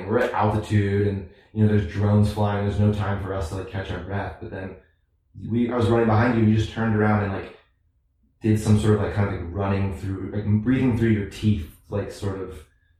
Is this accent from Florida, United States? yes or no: no; St. Louis, Missouri, United States; I'm from St. Louis